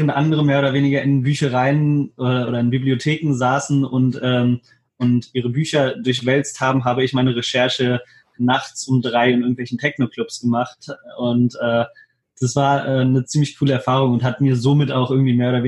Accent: Hannover, Lower Saxony, Germany; ich bin 25 Jahre alt, ich komme aus Hannover

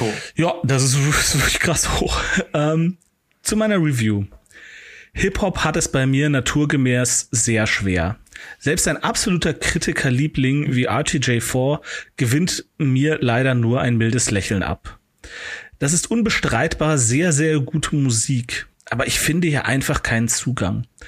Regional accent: Cologne, North Rhine-Westphalia, Germany; als gebürtiger Kölner

